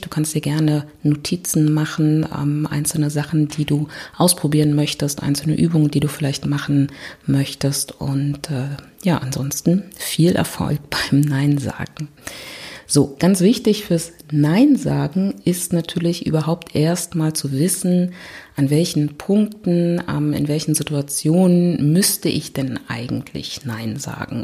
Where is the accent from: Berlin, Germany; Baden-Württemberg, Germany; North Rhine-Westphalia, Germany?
Berlin, Germany; ich komme aus Berlin